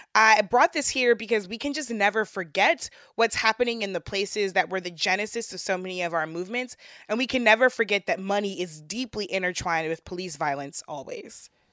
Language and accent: English; St. Louis, Missouri, United States; back to my hometown of Saint Louis